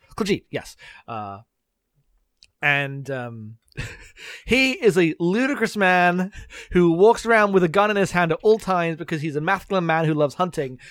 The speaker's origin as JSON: {"language": "English", "country": "United Kingdom", "accent": "British", "said": "me being very British"}